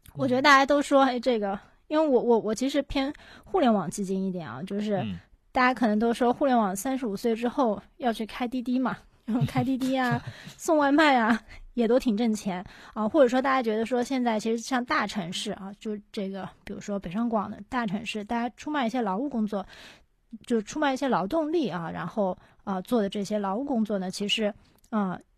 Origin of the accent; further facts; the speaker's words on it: Shanghai, China; 我是上海的嘛